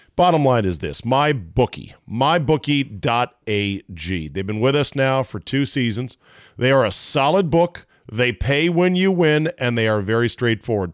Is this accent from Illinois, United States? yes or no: no; Washington, District of Columbia, United States; Washington, D C, my hometown